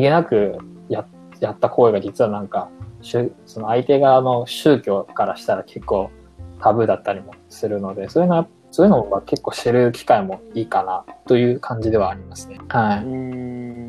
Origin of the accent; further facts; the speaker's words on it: Japan; moved away as an adult; now in Boston, United States; 国籍が中国なので、日本育ち、日本生まれっで